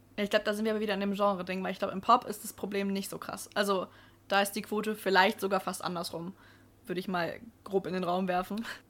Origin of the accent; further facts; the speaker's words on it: Ansbach, Bavaria, Germany; in meiner Heimatstadt gab es bis ähm, vor Corona auch einen, also Ansbach Open hieß